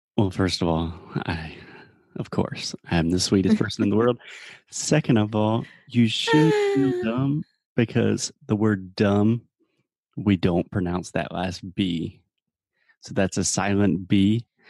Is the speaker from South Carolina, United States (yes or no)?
yes; Spartanburg, South Carolina, United States; Spartanburg, my hometown